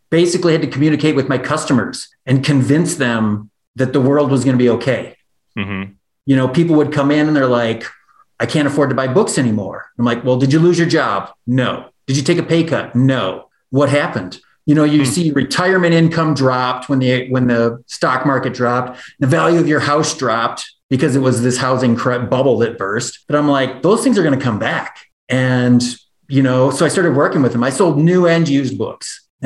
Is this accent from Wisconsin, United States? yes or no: yes; Janesville, Wisconsin, United States; moved away as an adult; also born or lived in Minnesota; now in Jackson, United States; I grew up in the Midwest. I grew up in Janesville, Wisconsin, and lived in the Midwest until January 1st, 2017 when I moved here.